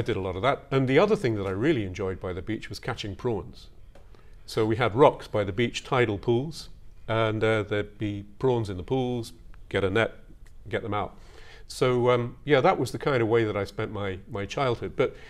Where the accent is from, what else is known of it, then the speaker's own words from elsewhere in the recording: North Devon, South West England, United Kingdom; moved away as an adult; also born or lived in Kuwait / Tokyo, Japan / Kamakura, Japan; now in Japan; That was one of the greatest pleasures of growing up in North Devon.